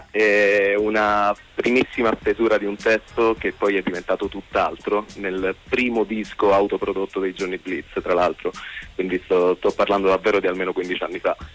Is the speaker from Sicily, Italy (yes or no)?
yes; Sicily, Italy; Vabbè, senz'altro il fatto che siamo siciliani è casuale.